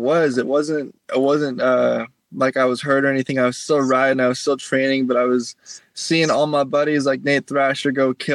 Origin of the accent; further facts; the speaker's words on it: Salt Lake City, Utah, United States; moved away; also born or lived in California / Florida; I grew up in Salt Lake